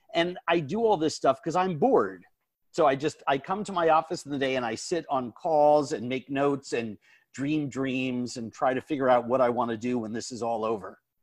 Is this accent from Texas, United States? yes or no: no; New York, United States; when I was younger growing up in New York